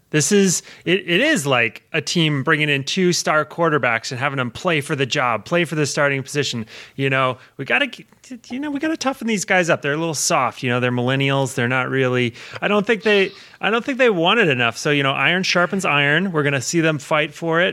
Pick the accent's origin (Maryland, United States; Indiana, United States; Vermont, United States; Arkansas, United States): Vermont, United States; my home state where I grew up in Vermont